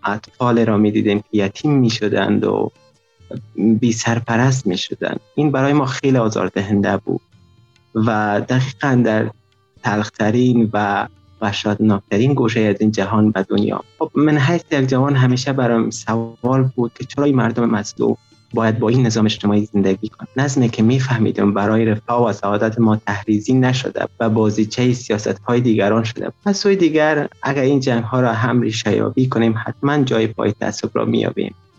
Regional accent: Afghanistan; now in Tajikistan; 21 سال سن دارم اهل افغانستان فعلا همچون مهاجر در تاجیکستان زندگی میکنیم

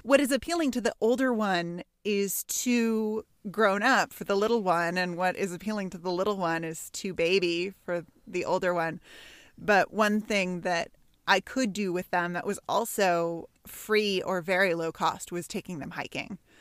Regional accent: Santa Monica, California, United States; I grew up in Santa Monica, five blocks from the beach.

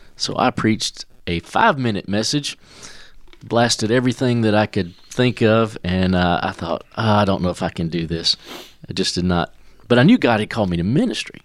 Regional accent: Commerce, Georgia, United States; moved away as an adult; also born or lived in Cornelia, Georgia / Moultrie, Georgia; we grew up in Commerce

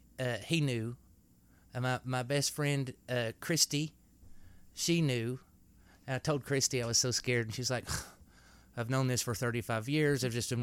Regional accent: Knoxville, Tennessee, United States; born or raised there; accent: redneck

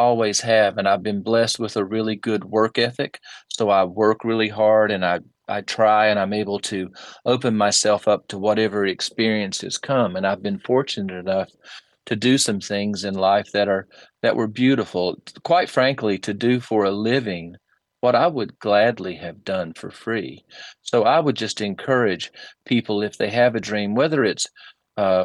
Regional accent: Statesville, North Carolina, United States; also born or lived in Troutman, North Carolina; I started my life at a place called the Barium Springs Home for Children. In Troutman, North Carolina

